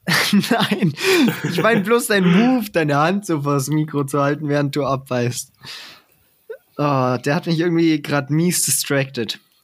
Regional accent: Traunreut, Bavaria, Germany; now in Munich, Germany; in meiner Heimatstadt

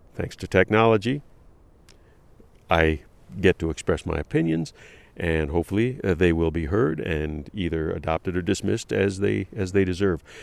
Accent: Detroit, Michigan, United States; also born or lived in Columbus, Ohio; I was born in, in the Midwest, in Columbus, Ohio, raised in Detroit on the West Side

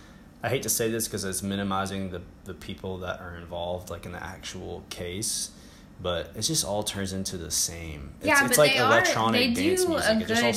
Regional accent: Southeast, United States; now in Japan

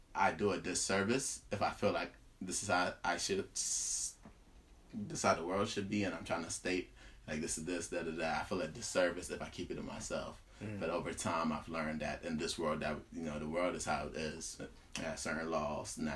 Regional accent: Cameroon; English is a second language; moved away; I'm from Cameroon.

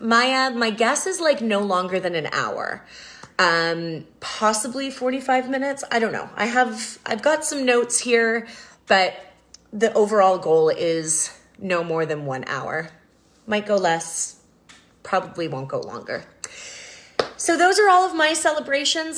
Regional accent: Canada; growing up in Canada

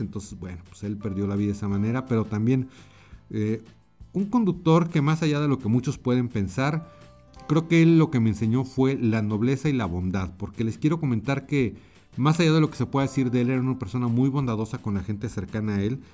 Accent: Mexico; also born or lived in Mexico City; aquí en mi país, en México, yo estoy en la Ciudad de México

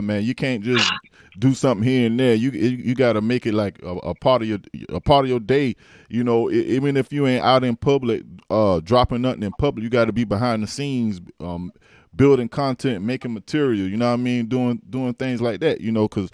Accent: Allendale, South Carolina, United States; I'm from Allendale

